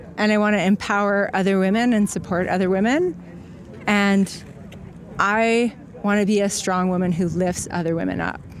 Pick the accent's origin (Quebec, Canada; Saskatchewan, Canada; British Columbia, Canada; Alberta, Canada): Alberta, Canada; Calgary; I'm from Calgary, Alberta, Canada